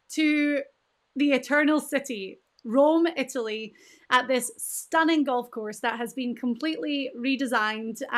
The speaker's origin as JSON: {"language": "English", "region": "Scotland", "country": "United Kingdom", "said": "I'm Scottish, my mum is Scottish, my dad's American, my husband's American."}